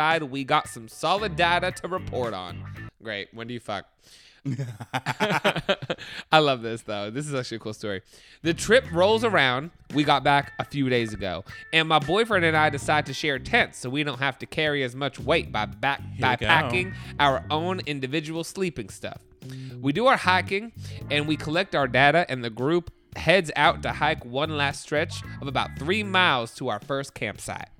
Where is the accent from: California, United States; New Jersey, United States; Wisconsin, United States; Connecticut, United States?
New Jersey, United States; I'm from New Jersey